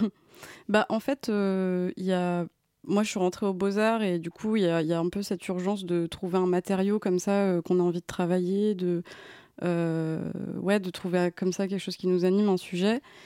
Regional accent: Creuse, Nouvelle-Aquitaine, France; moved away; also born or lived in Paris; j'ai grandi en Creuse

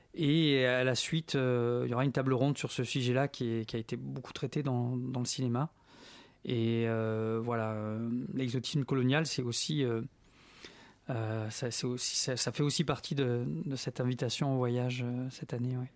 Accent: Marseille, Provence-Alpes-Côte d'Azur, France; moved away as an adult; now in Paris, France; je suis né à Marseille

